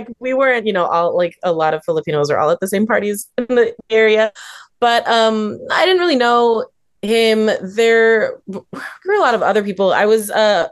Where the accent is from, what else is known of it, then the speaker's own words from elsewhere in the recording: Union City, California, United States; I grew up in the Bay the whole time